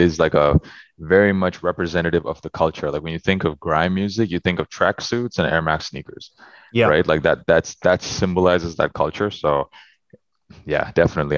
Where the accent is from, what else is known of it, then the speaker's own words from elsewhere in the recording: Toronto, Ontario, Canada; moved away; just flexing on my hometown